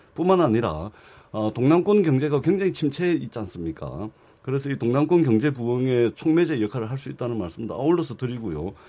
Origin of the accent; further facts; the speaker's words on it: Busan, South Korea; 부산 출신